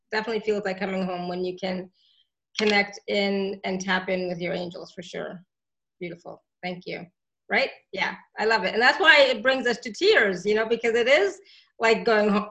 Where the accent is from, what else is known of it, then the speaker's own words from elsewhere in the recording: India; I'm Indian